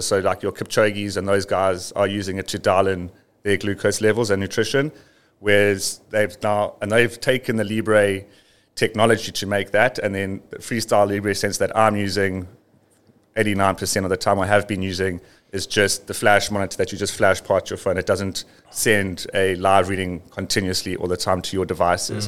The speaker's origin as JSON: {"language": "English", "country": "South Africa", "tie": "born or raised there", "said": "living and growing up near the Drakensberg"}